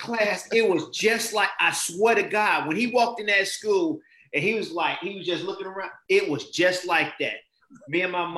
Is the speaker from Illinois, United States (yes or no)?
yes; Chicago, Illinois, United States; I grew up in South Shore area